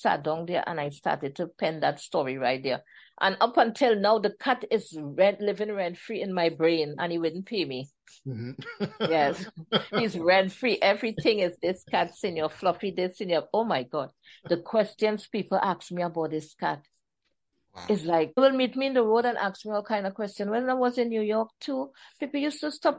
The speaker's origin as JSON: {"language": "English", "country": "Trinidad & Tobago", "accent": "Trini", "said": "my Trini accent"}